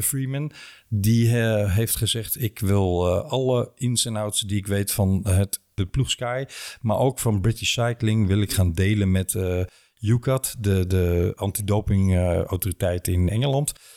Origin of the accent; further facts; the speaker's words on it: Limburg, Netherlands; als Limburger